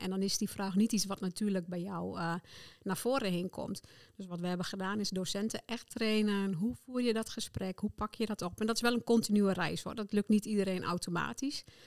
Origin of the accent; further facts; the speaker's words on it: Netherlands; ik als Nederlander